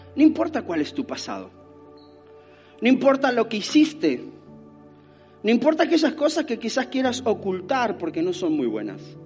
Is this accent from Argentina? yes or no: yes; Argentina; nací en Argentina